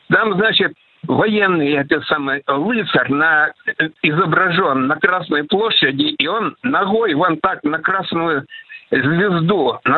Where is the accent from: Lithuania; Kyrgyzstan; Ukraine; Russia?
Ukraine; moved away; своего старого знакомого, с которым детство провел на Украине.